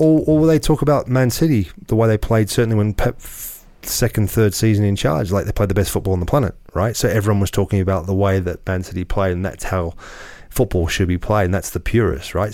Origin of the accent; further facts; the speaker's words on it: Australia; I grew up in Australia playing in the old you know, the old N S L